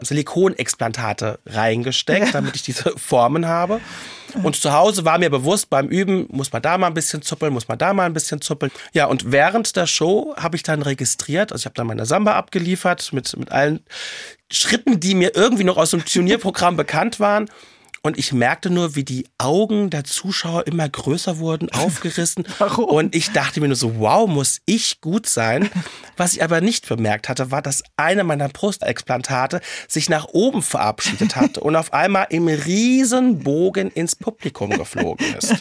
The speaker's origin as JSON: {"language": "German", "town": "Mainz", "region": "Rhineland-Palatinate", "country": "Germany", "said": "ich komme ja aus Mainz und als Mainzer Mädche"}